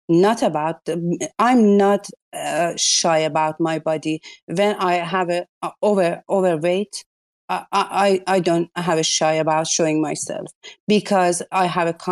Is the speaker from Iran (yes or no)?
yes; Iran; English is a second language; I'm uh, coming from the culture who you must be uh, have a hijab. I'm from Iran you know.